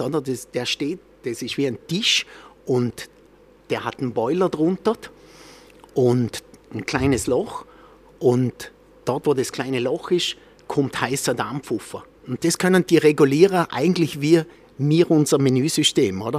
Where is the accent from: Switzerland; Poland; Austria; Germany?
Austria; bei uns in Österreich